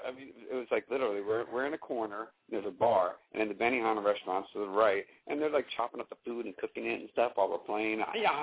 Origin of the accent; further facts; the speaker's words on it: Southern California, United States; I'm from Southern California